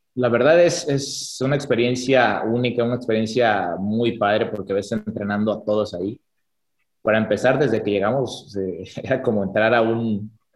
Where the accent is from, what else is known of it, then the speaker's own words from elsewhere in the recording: Mexico; nosotros como mexicanos